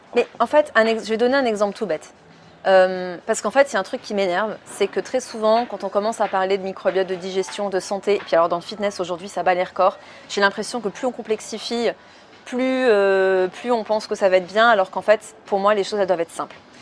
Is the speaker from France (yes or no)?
yes; France; moved away as an adult; now in Switzerland; je suis française à la base. Mais du coup, je me suis installée en Suisse